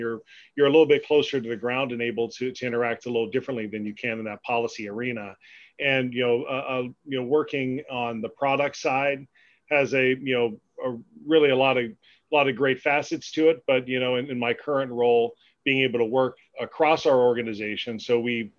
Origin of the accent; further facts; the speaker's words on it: Pennsylvania, United States; also born or lived in Albuquerque, New Mexico; my career, you know, in public policy led me back home to my home state in you know, Harrisburg